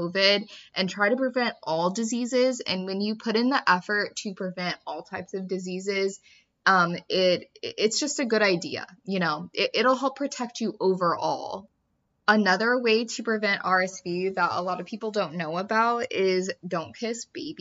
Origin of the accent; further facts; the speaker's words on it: Kansas City, United States; also born or lived in the South (US); now in the South, United States; I'm from Kansas City